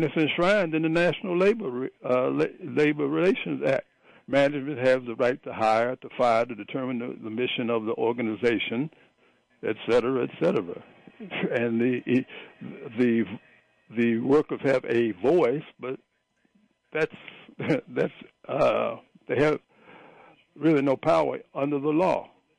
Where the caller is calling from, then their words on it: Prince George's County, Maryland, United States; calling from St. George's County.